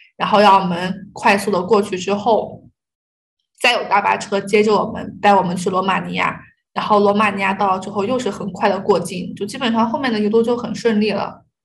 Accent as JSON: {"language": "Chinese", "country": "China", "also_born_or_lived": "Kharkiv, Ukraine", "said": "尤其是中国人，我们都不敢出去说自己是中国人"}